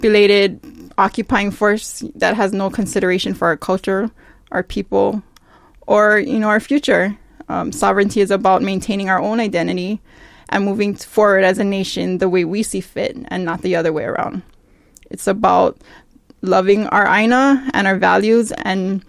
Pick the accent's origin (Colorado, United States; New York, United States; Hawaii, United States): Hawaii, United States; Waimanalo; born and raised in Waimanalo, particularly Waimanalo Homestead